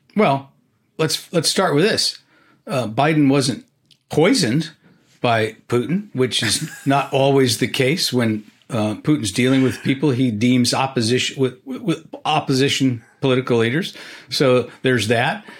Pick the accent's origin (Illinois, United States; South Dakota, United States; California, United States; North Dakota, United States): California, United States; now in Washington, United States; I grew up in California